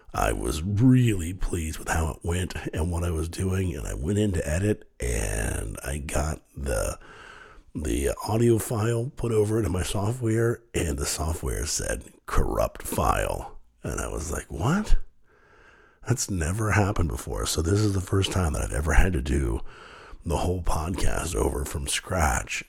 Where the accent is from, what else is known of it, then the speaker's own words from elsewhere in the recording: Kenton, United States; I grew up in a little town called Kenton, little farming community, 8,000 people, great place to grow up.